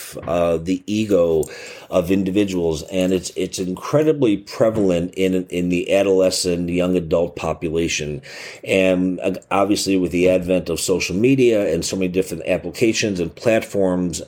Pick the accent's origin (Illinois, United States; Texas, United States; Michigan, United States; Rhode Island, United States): Illinois, United States; Chicago; I'm from Chicago